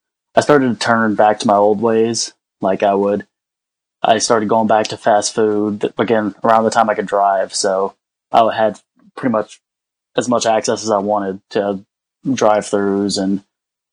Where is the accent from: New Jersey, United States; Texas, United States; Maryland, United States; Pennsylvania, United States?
Texas, United States; moved away as an adult; now in North Carolina, United States; I was originally from Texas, and I moved up to North Carolina to live with some family